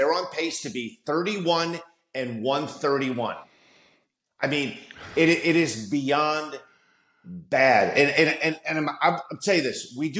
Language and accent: English; Gary, Indiana, United States; living and growing up in Gary, Indiana